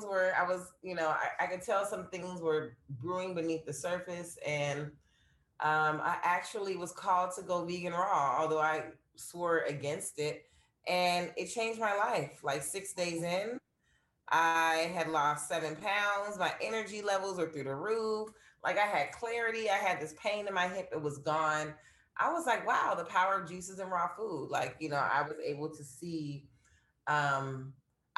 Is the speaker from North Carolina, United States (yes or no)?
no; Los Angeles, California, United States; Born and raised in California, like 3 generations here. So I literally am a unicorn in California, or Los Angeles, I should say.